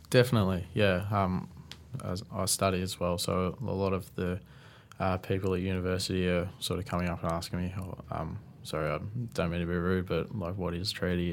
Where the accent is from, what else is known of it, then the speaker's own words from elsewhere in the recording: Tatura, Victoria, Australia; I'm originally from Tatura, which is a small country town just about twenty minutes out of Shepparton.